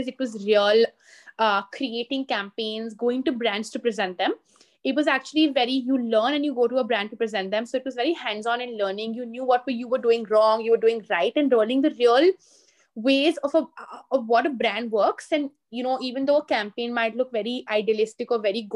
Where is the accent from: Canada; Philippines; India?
India; Delhi; also born or lived in Singapore / London; born and brought up in Delhi